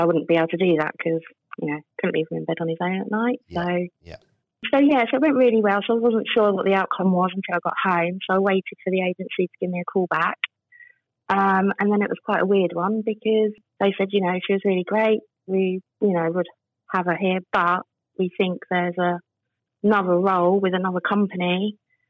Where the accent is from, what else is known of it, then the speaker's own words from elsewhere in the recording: Wembley, London, United Kingdom; moved away as an adult; now in Caister-on-Sea, United Kingdom; I'm originally from Wembley. I moved to Caister 9 years ago